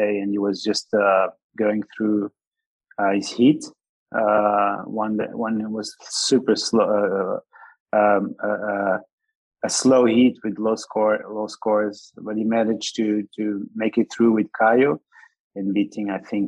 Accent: Lisbon, Portugal; also born or lived in Ericeira; I pretty much lived in Ericeira all my life. I'm actually natural. I was born in Lisbon. Ericeira was my holiday place when I was a young baby

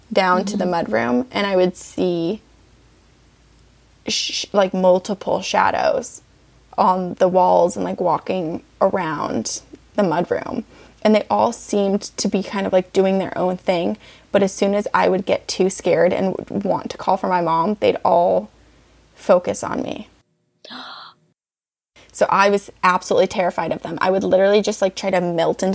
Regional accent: Vermont, United States; also born or lived in Littleton, New Hampshire; When I was 5, we moved to Vermont. So I'm like, oh, I'm from Vermont.

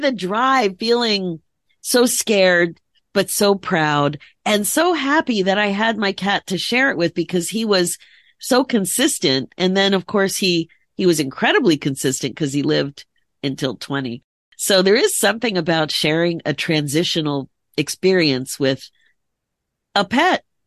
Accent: United States; also born or lived in Philadelphia area, Pennsylvania / Connecticut; I grew up in the Philadelphia area, the Connecticut area

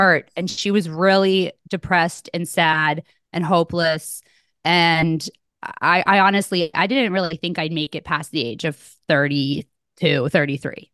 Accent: Connecticut, United States; moved away as an adult; also born or lived in New Hampshire; where I grew up in Connecticut

